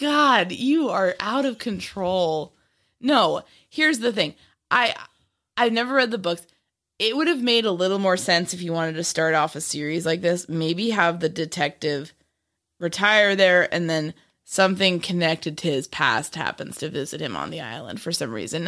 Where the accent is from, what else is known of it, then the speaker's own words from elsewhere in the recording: Bronxville, New York, United States; Bronxville, New York